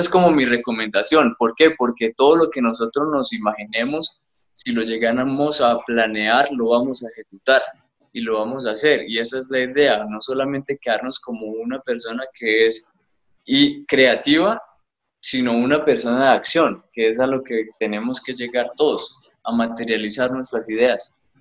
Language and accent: Spanish; Bucaramanga, Santander, Colombia; also born or lived in Cúcuta; yo nací en Cúcuta, pero crecí en Bucaramanga estudié en Bucaramanga